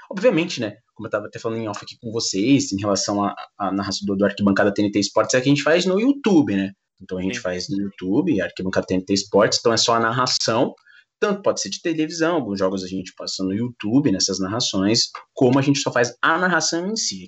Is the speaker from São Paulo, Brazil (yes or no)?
yes; São Paulo, Brazil; eu sou aqui morador de São Paulo, eu sou da Zona Leste